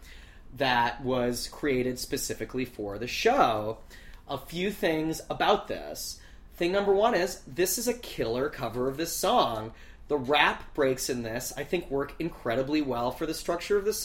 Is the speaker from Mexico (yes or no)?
no; Canada; being a Canadian who's never been to a pep rally